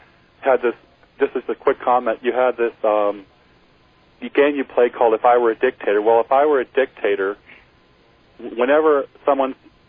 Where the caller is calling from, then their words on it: Grass Valley, California, United States; I'm calling from Grass Valley, California. I'm listening on KNCO.